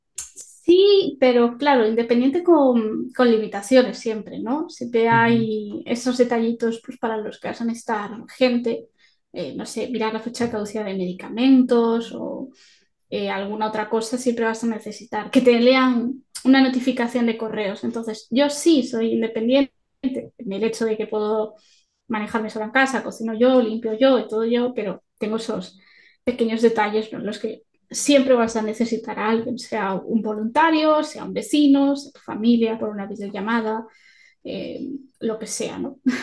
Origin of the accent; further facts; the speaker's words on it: Galicia, Spain; soy gallega